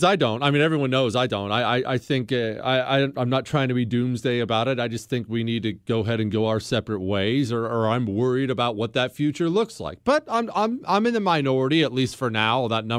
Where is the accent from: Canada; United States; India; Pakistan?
United States; Montana; Because I grew up in Montana, and this happened all the time.